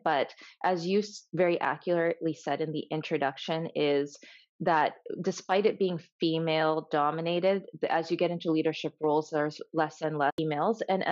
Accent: Canada; also born or lived in Tanzania; when I first moved to Canada, you know, I was born in Tanzania and Africa, and I moved to Canada.

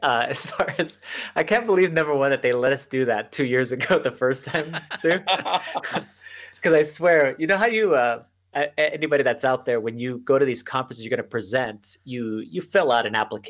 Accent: El Paso, Texas, United States; Yes. I'm actually in El Paso. And most people, when they think of El Paso, if you're from Texas, they're like, yeah, that's basically New Mexico.

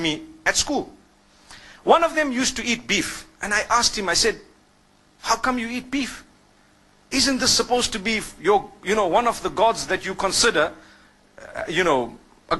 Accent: Zimbabwe; I grew up in Zimbabwe.

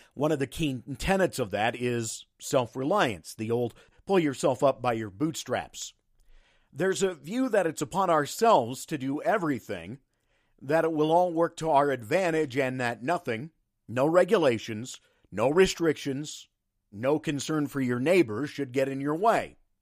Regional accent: United States; rural America and where I grew up

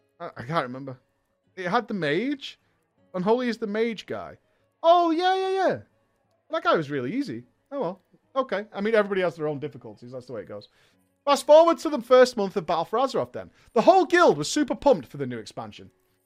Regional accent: Florida, United States; Now, on a side note, I mentioned I was from Florida. Florida has a very large Latin population.

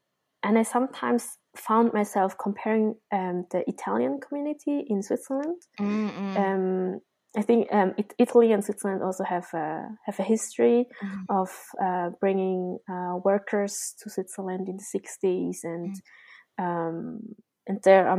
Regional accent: Vietnam; accent: Vietnamese, mixed central and Viet Lao; So my language, my Vietnamese accent is neither southern Vietnamese, nor is it really northern, nor is it really central, because it's mixed up for from the central to Viet Lao people.

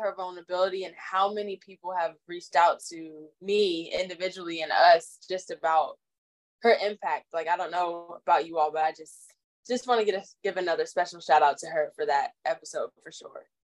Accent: Orlando, Florida, United States; I'm from Orlando, Florida, so it is like in my blood just innately humid, hot, all the things

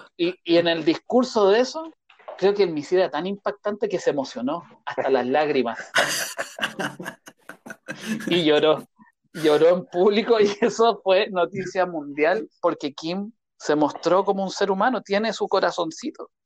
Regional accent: Chile

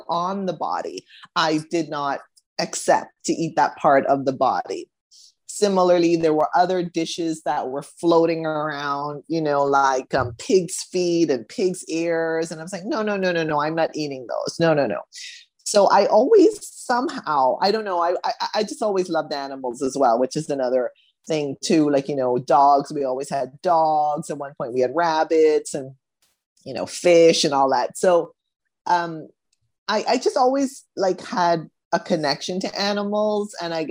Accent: Bahamas; also born or lived in United States; I was born in the US, grew up in the Bahamas

